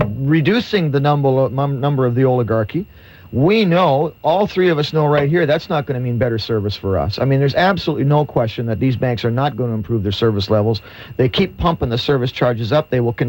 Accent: Canada; how does that make any difference to me as a Canadian?

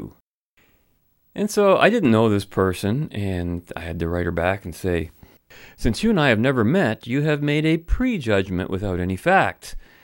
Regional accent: London, Ontario, Canada; London, Ontario, I'm referring to, my hometown.

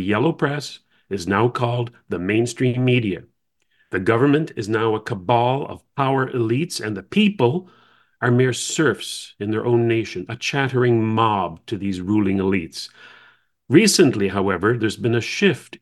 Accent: Canada; As a young man, I grew up in Canada in the 60s and the 70s

